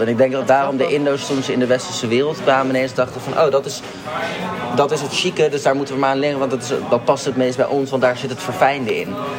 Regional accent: Netherlands; also born or lived in Spain; We zijn wel hier geboren en we hebben een Nederlandse ouder en een niet-Nederlandse ouder.

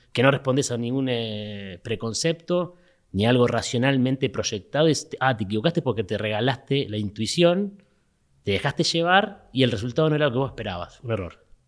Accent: Mar del Plata, Buenos Aires Province, Argentina; moved away; como soy de Mar del Plata, extrañaba el horizonte del mar

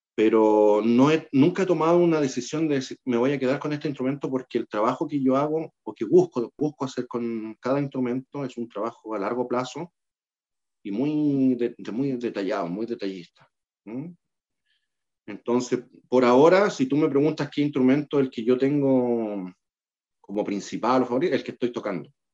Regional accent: Concepción, Biobío, Chile; yo, soy penquista, yo soy de Concepción

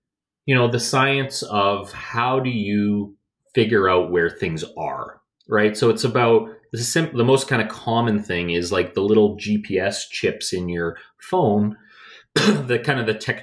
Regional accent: Edmonton, Alberta, Canada; also born or lived in Calgary; I grew up in Edmonton

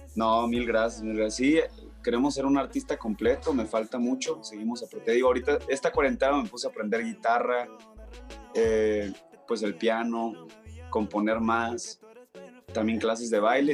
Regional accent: Hermosillo, Sonora, Mexico; moved away as an adult; now in Mexico City, Mexico; yo soy de Hermosillo, Sonora, desde chiquito siempre he escuchado el regional

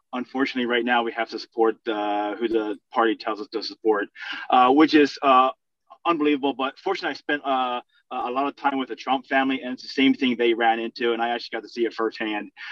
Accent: Philadelphia, Pennsylvania, United States; I was born in Philadelphia, literally in, in, in, the city

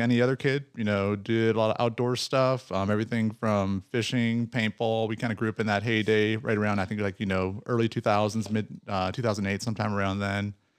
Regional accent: Ohio, United States; born or raised there

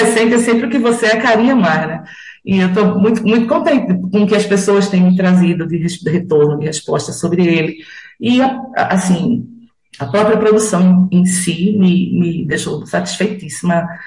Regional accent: Carpina, Pernambuco, Brazil; also born or lived in Recife; eu moro aqui desde criança

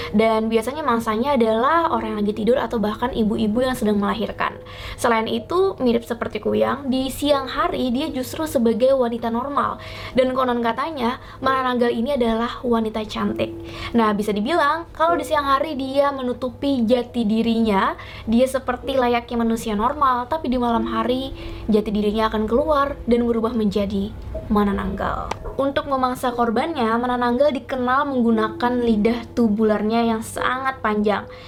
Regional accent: Kalimantan, Indonesia; dan ini Alkisah. Sebagai orang Kalimantan, dari kecil aku sudah pernah mendengar cerita-cerita mengenai kuyang.

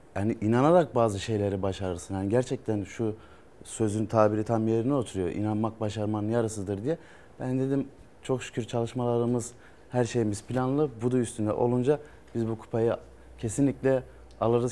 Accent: Köprüköy, Erzurum, Turkey; bin dokuz yüz doksan dört yılı, e, Erzurum, e, Köprükey ilçesinde dünyaya geldim.

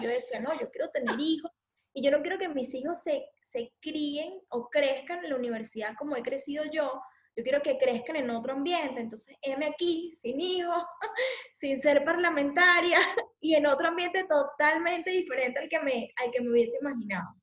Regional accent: Valencia, Carabobo, Venezuela; accent: Venezuelan; moved away as an adult; also born or lived in San Felipe, Yaracuy, Venezuela; now in Spain; yo nací en Valencia y ahí estuve hasta los 9, 10 años

